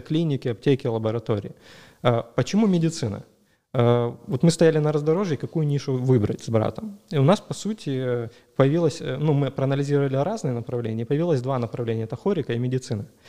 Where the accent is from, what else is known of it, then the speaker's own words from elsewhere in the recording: Dzhankoi, Crimea, Ukraine; moved away; also born or lived in Sevastopol; я сам из Джанкоя